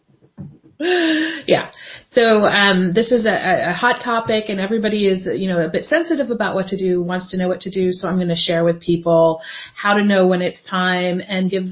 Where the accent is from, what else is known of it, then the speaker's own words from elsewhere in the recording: United States; now in Europe; Being an American living in Europe